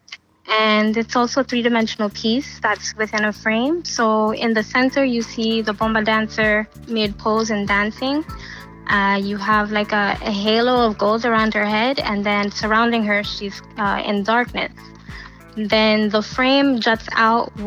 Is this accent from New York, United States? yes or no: yes; New York City, New York, United States; I grew up in Queens, right near Flushing Meadow Park.